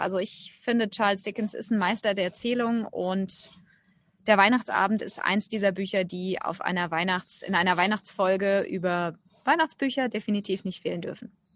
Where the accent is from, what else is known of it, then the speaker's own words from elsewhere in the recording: Germany; bei uns in Deutschland